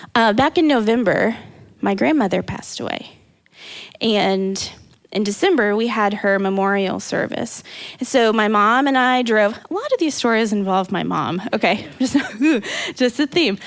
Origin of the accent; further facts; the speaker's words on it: Indiana, Missouri, Midwest, United States; We moved from Indiana to Missouri. So, am I a Midwesterner through and through? Yes, I am.